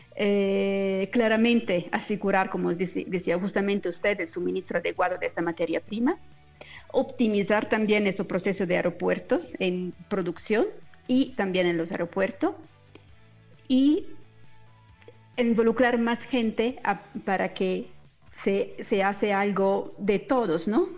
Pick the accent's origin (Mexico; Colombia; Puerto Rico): Colombia; soy, colombiana